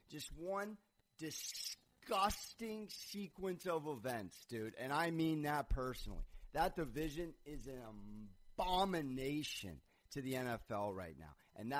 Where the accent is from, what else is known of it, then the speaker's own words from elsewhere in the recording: San Diego, California, United States; I'm from New York Giant territory, all right? I got an NFC East household. I just grew up in San Diego